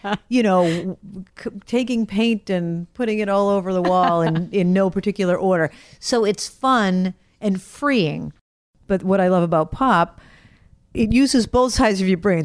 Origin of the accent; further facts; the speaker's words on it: Brockton, Massachusetts, United States; I grew up in Brockton